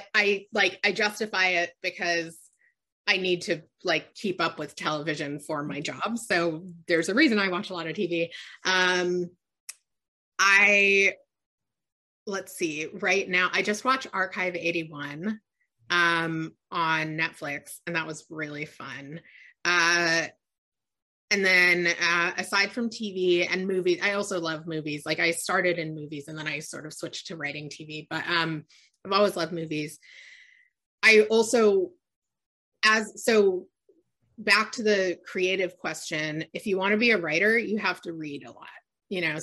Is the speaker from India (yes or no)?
no; Annandale, Virginia, United States; moved away as an adult; also born or lived in Los Angeles; I grew up in Northern Virginia, and the town I grew up in was the Koreatown of the DC area.